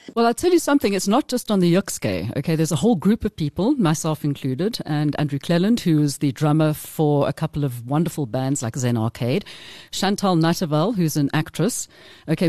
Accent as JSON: {"language": "English", "country": "South Africa", "said": "we came from South Africa."}